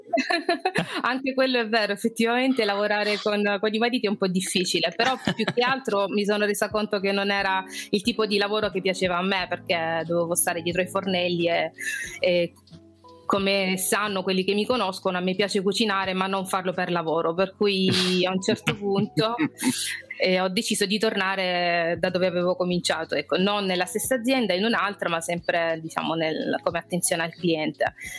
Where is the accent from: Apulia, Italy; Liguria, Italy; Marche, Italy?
Apulia, Italy; Brindisi; accent: Apulian; moved away as an adult; also born or lived in London / Modena / Loreto / Gibraltar; now in Spain; io vengo da Brindisi, quindi come alcuni ospiti che avete avuto sono pugliese, si sente anche dal mio accento